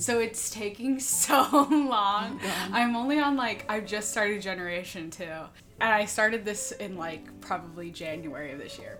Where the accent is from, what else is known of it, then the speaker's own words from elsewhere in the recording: Kansas City, Missouri, United States; also born or lived in Savannah, Georgia; I'm from Kansas City, Missouri